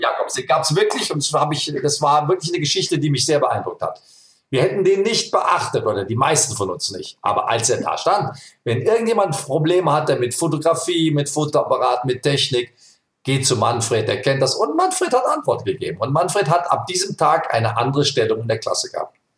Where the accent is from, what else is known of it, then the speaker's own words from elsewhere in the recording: Germany; ich bin aus Deutschland